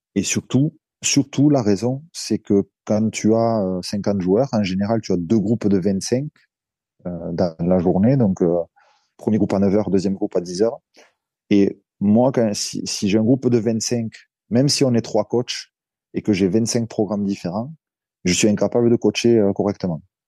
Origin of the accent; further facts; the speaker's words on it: Narbonne, Occitania, France; also born or lived in Bordeaux / Montpellier; d'où je viens, c'est-à-dire le, le, sud de la France, du côté de Narbonne